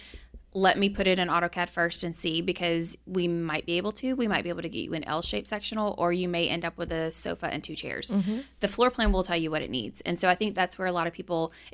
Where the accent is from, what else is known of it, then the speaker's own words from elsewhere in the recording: Baton Rouge, Louisiana, United States; I grew up in Baton Rouge